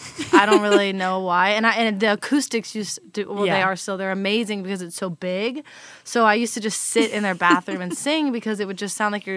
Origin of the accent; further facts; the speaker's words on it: Virginia, United States; moved away as an adult; now in Nashville, United States; Well, I'm originally from Virginia